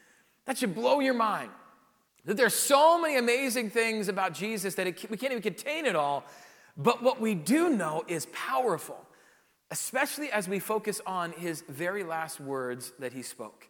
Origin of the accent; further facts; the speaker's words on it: South Dakota, United States; moved away; growing up in South Dakota